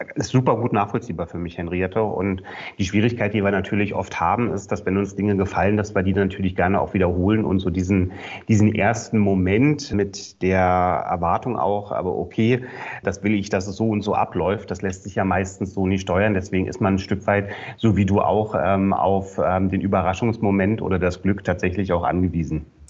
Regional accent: Berlin, Germany; ich komme ja aus Berlin

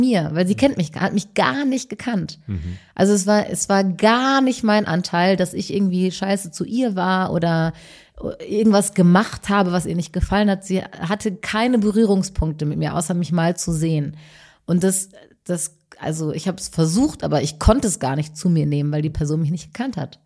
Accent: North Rhine-Westphalia, Germany; ich komme aus äh, aus NRW

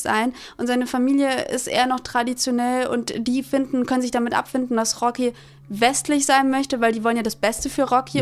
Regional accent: Germany; Ich bin in in Deutschland geboren

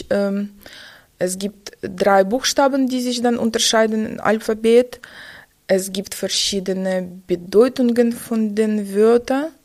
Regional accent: Kharkiv, Kharkiv Oblast, Ukraine; also born or lived in Shchastia; now in Germany; Kleinstadt beim Lugansk, aber gewachsen und studiert habe ich in {S1} Kharkov tatsächlich.

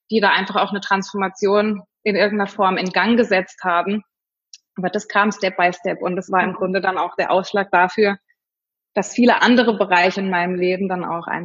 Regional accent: Freiburg, Baden-Württemberg, Germany; also born or lived in Fulda; also ich komme ursprünglich aus Freiburg und bin dann nach dem, nach dem Abi einfach mal wollte ich raus und wollte die Welt kennenlernen und bin dann damals nach Fulda zum Studium

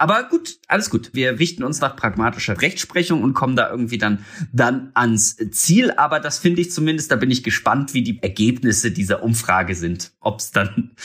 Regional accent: Germany; wir als Deutsche

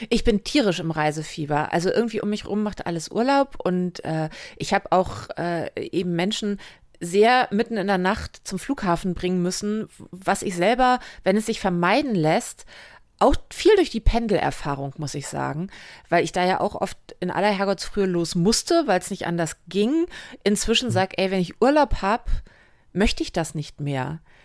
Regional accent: western Germany, Germany; bin halt ein Kind des Westens

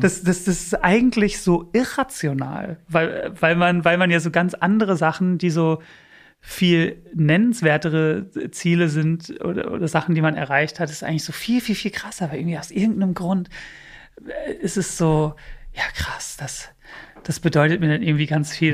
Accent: Bielefeld, North Rhine-Westphalia, Germany; German is a second language; moved away as an adult; also born or lived in United States; now in Berlin, Germany; bei uns in Bielefeld

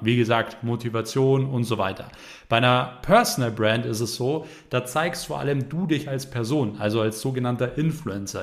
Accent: Germany; bei uns in Deutschland

